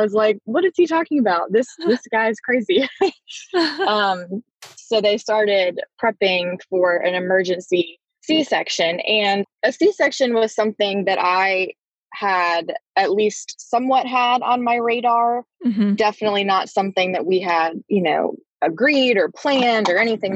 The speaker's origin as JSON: {"language": "English", "town": "Raleigh", "region": "North Carolina", "country": "United States", "tie": "born or raised there", "said": "I grew up in Raleigh"}